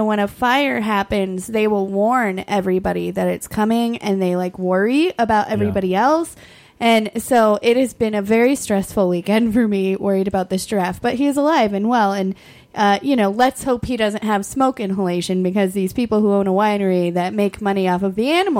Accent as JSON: {"language": "English", "country": "Ireland", "said": "As an Irish person"}